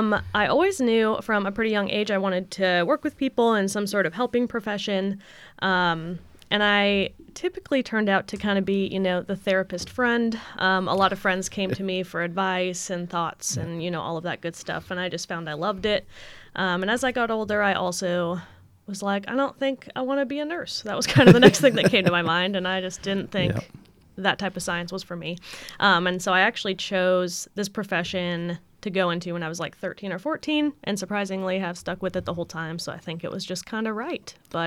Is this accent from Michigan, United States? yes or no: no; Idaho, United States; And I'm originally from Idaho in the U.S., the potato state.